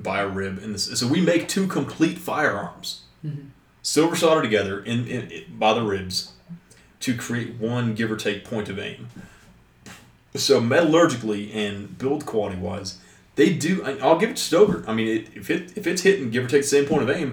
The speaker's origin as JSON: {"language": "English", "region": "West Kentucky", "country": "United States", "tie": "born or raised there", "said": "I grew up in West Kentucky."}